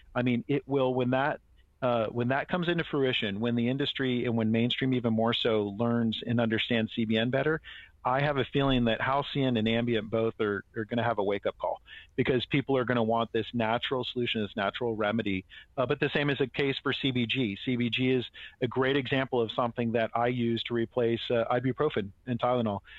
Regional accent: Marin County, California, United States; I grew up in Marin County

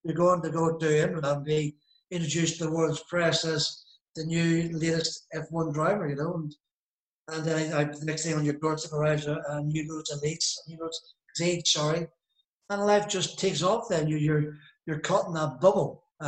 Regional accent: East of England, United Kingdom; accent: Norfolk; I've been managed to sort of stay locally here. I'm a local boy with my Norfolk accent, which you can tell.

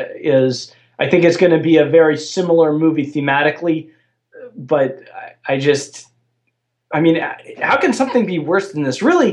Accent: Brookline, Massachusetts, United States; now in Cape Cod, United States; So when I go back to my hometown in Brookline, just outside of Boston, there is one.

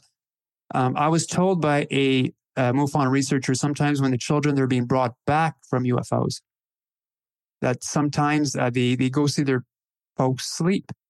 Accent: Northern Ontario, Canada; I was born in 75 and in Northern Ontario, Canada

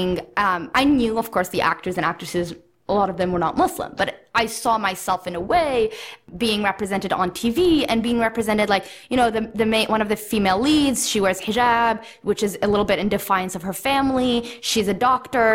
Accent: Kamloops, British Columbia, Canada; I grew up in Canada. And I remember when I was in fifth grade, I wore hijab, and it was in the small town of Kamloops, British Columbia

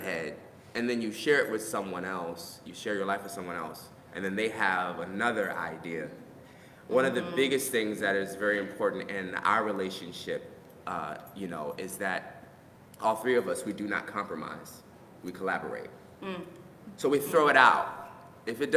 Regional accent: Richmond, Virginia, United States; moved away; part of my life I grew up in Richmond, Virginia

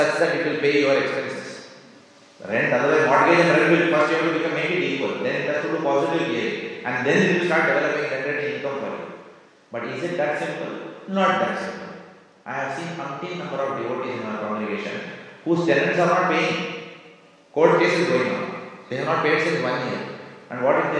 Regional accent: India; moved away as an adult; we were born and brought up in India

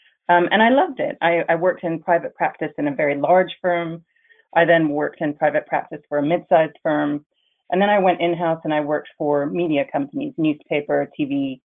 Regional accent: Germany; also born or lived in Netherlands / France / Canada; I was born in the Netherlands and grew up in France and Germany, and I graduated from school in Germany. I went to an international school. And when I graduated school, I moved to Canada, which is one of my home countries.

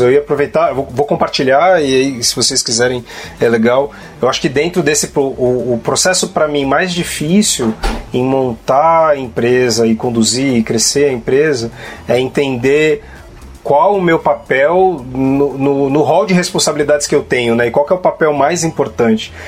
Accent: Guarulhos, São Paulo, Brazil; eu, eu, eu, venho de periferia também, de Guarulhos

